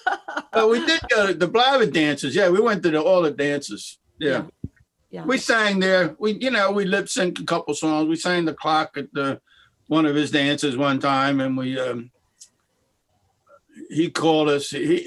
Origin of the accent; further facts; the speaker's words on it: Philadelphia, Pennsylvania, United States; I'm from Philadelphia.